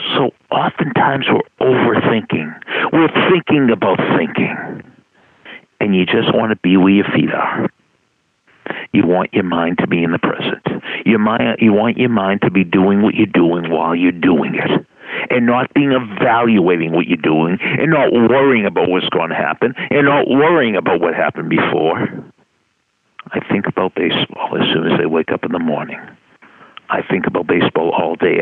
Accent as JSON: {"language": "English", "town": "Boston", "region": "Massachusetts", "country": "United States", "said": "I'm from Boston"}